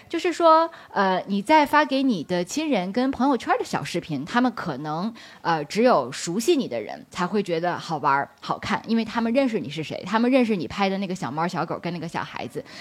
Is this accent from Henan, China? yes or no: no; Beijing, China; 我是北京人，我毕业于北京大学的本科跟硕士